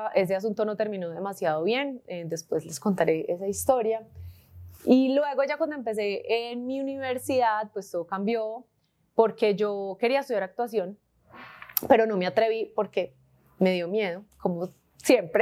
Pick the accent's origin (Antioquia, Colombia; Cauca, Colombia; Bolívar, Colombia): Antioquia, Colombia; Medellín; Nací en Medellín en 1991